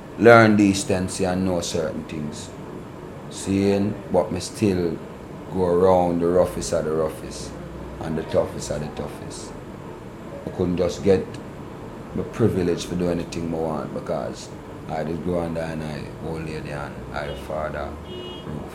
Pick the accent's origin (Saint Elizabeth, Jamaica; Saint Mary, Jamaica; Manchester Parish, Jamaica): Saint Mary, Jamaica; accent: patois; now in Kingston, Jamaica; I was born in St. Mary